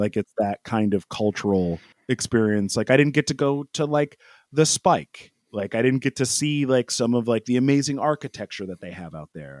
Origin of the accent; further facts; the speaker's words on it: United States; I'm an American